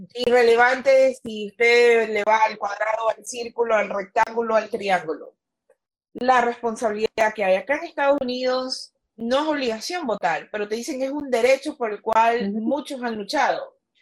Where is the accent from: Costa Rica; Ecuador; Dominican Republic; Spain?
Ecuador